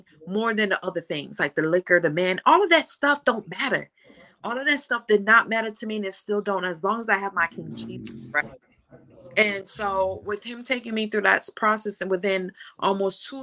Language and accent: English; Jamaica; I'm from Jamaica